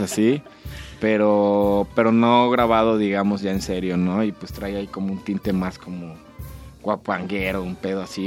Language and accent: Spanish; Morelia, Michoacán, Mexico